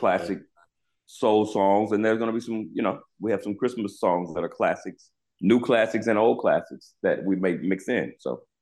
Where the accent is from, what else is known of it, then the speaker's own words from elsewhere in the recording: Charlotte, North Carolina, United States; I was from Charlotte, North Carolina